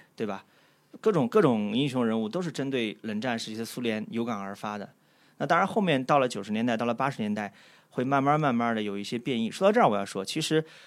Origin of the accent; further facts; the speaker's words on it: China; 在我们中国人看其实是多少有点好笑的。说句实话啊，站在中国人角度